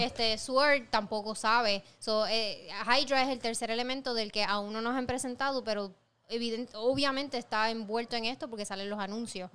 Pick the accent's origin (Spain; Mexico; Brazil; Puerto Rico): Puerto Rico; yo como mujer puertorriqueña, latinoamericana